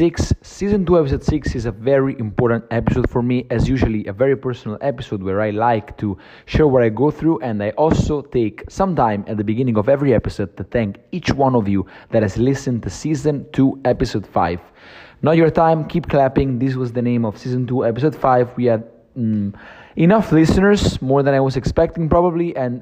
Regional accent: Naples, Campania, Italy; moved away as an adult; also born or lived in Rome; I came back to Naples, which is basically my hometown

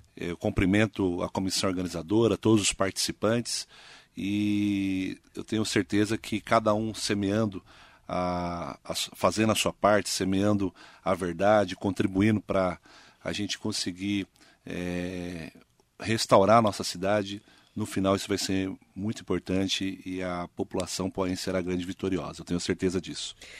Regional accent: Poá, São Paulo, Brazil; Nasci e me criei em Poá

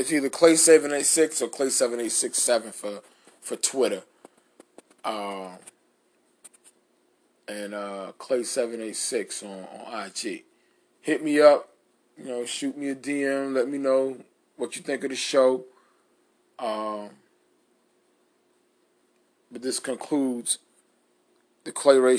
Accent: New York City, New York, United States; moved away

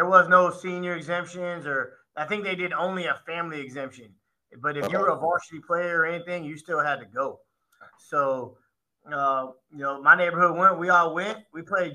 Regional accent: Sugar Land, Texas, United States; also born or lived in The Woodlands, Texas; I grew up in the Fort Bend Fort Bend ISD area, kind of like Sugar Land, Richmond, Rosenberg area

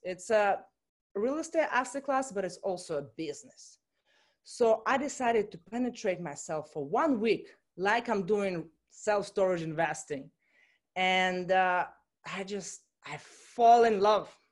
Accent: Russia; moved away as an adult; also born or lived in Chicago, United States / Miami, United States; I'm coming from Russia originally, and I went to study in college in Chicago

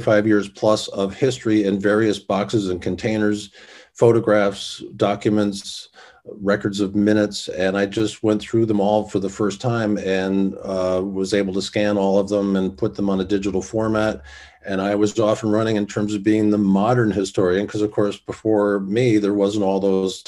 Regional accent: Hyde Park, New York, United States; moved away; also born or lived in Florida / Catskills; I'm originally from Hyde Park, New York, and my family's been in the Hyde Park, Poughkeepsie area for hundreds of years

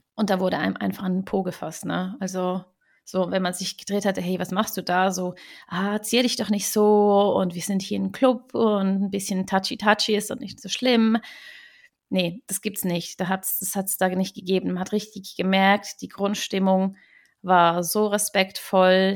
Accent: Switzerland; viele Schweizer, mich inklusive

